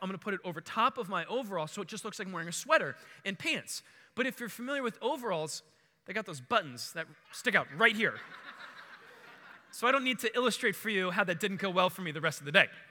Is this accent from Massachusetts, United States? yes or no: no; Baltimore, Maryland, United States; also born or lived in Howard County, Maryland; I grew up in Maryland. Uh, we lived in Bal-, in Baltimore, like where the west side of the city, Edmondson, right on the city county line, and that's where I grew up